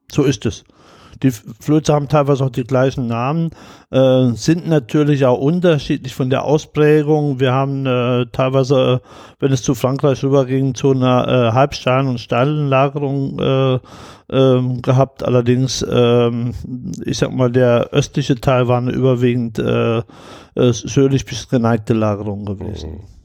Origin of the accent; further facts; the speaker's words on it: Saarland, Germany; ich bin geboren im Saarland